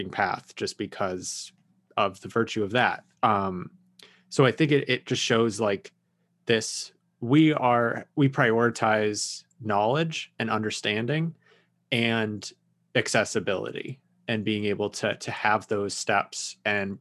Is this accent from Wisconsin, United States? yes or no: no; New Mexico, United States; growing up in New Mexico, we had a pretty strong Native American culture.